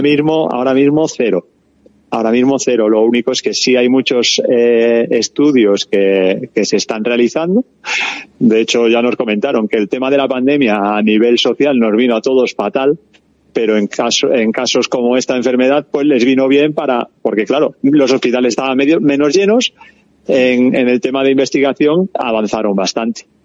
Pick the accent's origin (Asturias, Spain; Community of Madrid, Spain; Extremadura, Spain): Extremadura, Spain; Cáceres; moved away; also born or lived in Biscay; yo soy de Cáceres